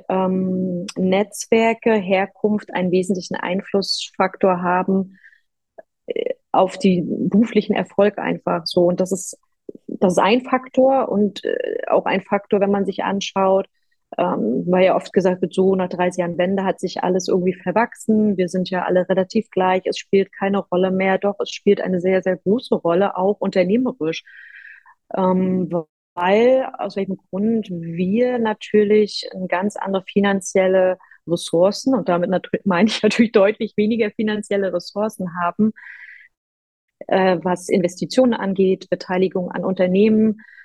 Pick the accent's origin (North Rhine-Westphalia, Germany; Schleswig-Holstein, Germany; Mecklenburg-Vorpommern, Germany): Mecklenburg-Vorpommern, Germany; Rostock; also born or lived in Warnemünde; Ich bin aus dem wunderschönen Rostock